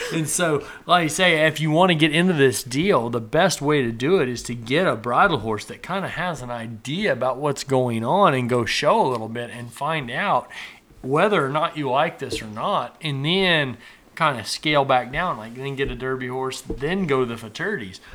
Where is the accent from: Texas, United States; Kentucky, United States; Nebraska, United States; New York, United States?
Nebraska, United States; I grew up in Nebraska up there